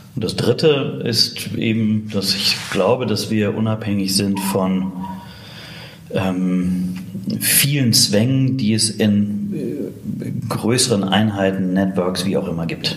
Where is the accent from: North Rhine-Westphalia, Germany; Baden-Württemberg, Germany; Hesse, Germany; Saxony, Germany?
North Rhine-Westphalia, Germany; Witten; also born or lived in Bochum; bin aus Bochum gebürtig, in Witten aufgewachsen